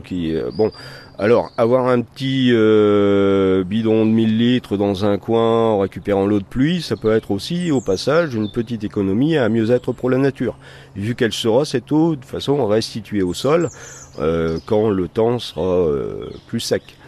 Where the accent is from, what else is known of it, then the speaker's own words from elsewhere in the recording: Vieux-Condé, Hauts-de-France, France; je suis originaire ici de Vieux-Condé. Hein. Mes grands-parents habitaient la maison dans laquelle je réside